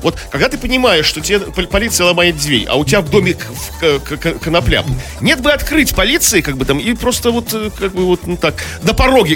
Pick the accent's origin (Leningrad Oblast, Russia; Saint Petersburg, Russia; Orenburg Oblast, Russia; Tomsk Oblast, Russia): Saint Petersburg, Russia; Мы, хренные петербуржцы